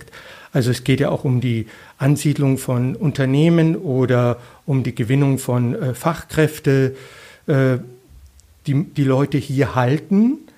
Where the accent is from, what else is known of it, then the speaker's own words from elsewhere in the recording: Munich, Bavaria, Germany; Also ich bin Münchner, ich bin Bayer.